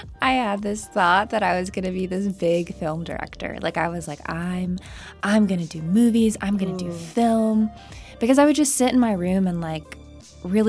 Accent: Charlotte, North Carolina, United States; also born or lived in Oklahoma; now in Wilmington, United States; I grew up in Charlotte, North Carolina

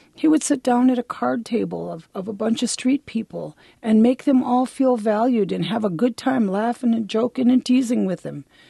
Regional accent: Milwaukee, Wisconsin, United States; also born or lived in Bad River, Wisconsin / Michigan; I was born there, but I was raised in Milwaukee primarily, and then back and forth between Milwaukee and a little bitty village in Michigan.

